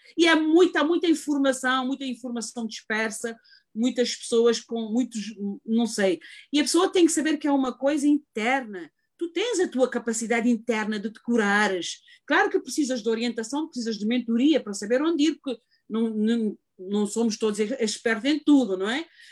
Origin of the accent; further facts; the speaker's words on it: Cape Verde; moved away as an adult; now in United States; sou imigrante, venho de Cabo Verde, fiz uma carreira em Cabo Verde